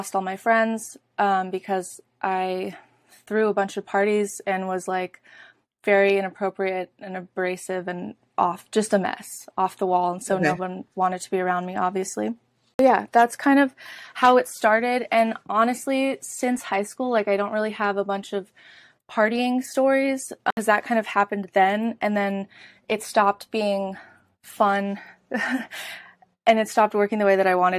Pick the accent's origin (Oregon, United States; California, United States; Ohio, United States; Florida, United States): California, United States; Oakland; moved away as an adult; I'm from Oakland, California, born and raised, and I lived there up until about 6 months ago